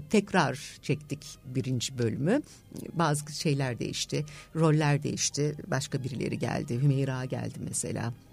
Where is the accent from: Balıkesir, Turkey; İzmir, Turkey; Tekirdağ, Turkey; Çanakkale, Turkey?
İzmir, Turkey; now in Istanbul, Turkey; bunu İzmirliyim. 9 Eylül Güzel Sanatlar aslında